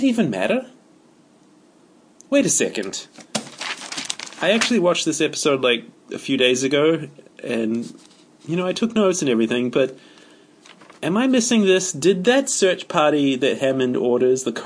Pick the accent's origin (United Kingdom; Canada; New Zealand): New Zealand; I refer to myself as a kiwi. I don't say I am a New Zealander. I say I'm a kiwi.